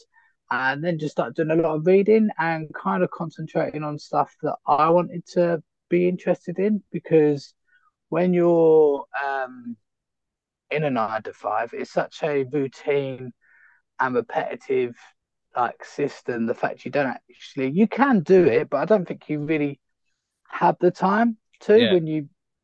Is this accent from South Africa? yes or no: no; United Kingdom; moved away as an adult; being a British citizen